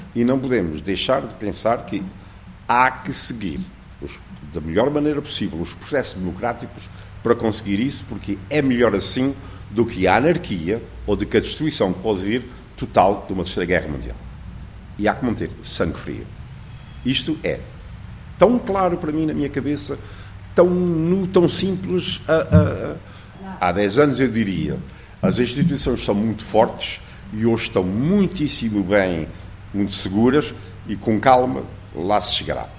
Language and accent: Portuguese; Portugal